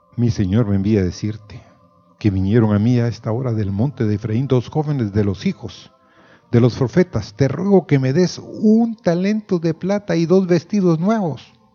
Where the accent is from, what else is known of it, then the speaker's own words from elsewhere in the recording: Guatemala; como decimos en Guatemala